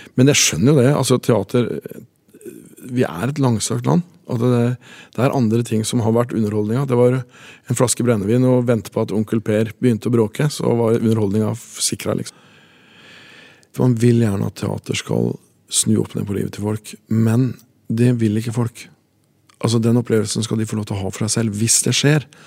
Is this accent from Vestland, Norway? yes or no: no; Tangen, Innlandet, Norway; born or raised there